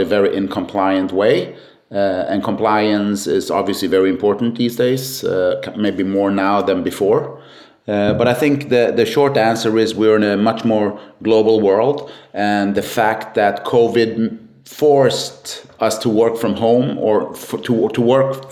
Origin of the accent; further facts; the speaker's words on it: Sweden; born and raised in Sweden